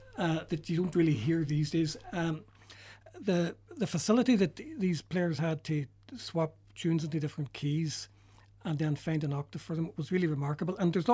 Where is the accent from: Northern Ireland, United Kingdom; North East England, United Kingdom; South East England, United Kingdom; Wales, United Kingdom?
Northern Ireland, United Kingdom; Derry; No, I'm from Derry, and I remember very well the first Cairdeas event in Glenties in 1983.